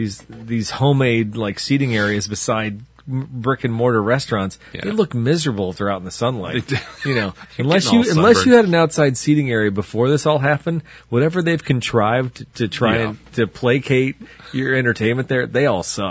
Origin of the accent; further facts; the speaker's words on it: Pontiac, Illinois, United States; I grew up in Pontiac or near Pontiac